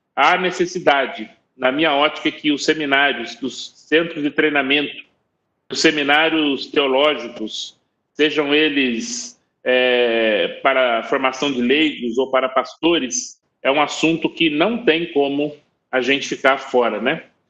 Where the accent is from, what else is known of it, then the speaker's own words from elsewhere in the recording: Taubaté, São Paulo, Brazil; accent: interior paulista; moved away as an adult; also born or lived in China; eu sou do interior de São Paulo, eu falo porta, falo morto. Eu sou de Taubaté